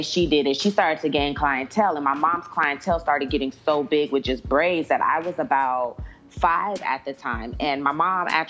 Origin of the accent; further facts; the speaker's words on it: San Diego, California, United States; now in Atlanta, United States; I'm from San Diego at that.